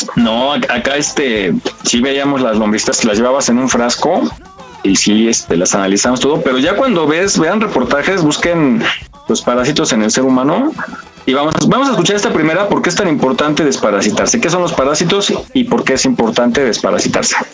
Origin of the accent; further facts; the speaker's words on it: Mexico; como buenos mexicanos